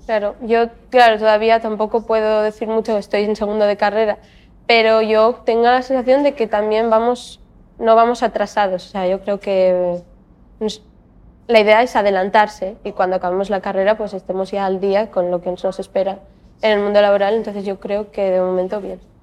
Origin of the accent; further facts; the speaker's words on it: Gijón, Asturias, Spain; estudié en el Colegio Baristo Valle, después acabé el instituto en el Instituto Monteville de Gijón